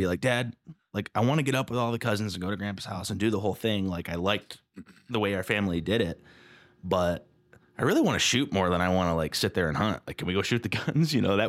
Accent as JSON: {"language": "English", "region": "Lake Michigan area", "country": "United States", "tie": "born or raised there", "said": "we would go camping with our cousins growing up near Lake Michigan."}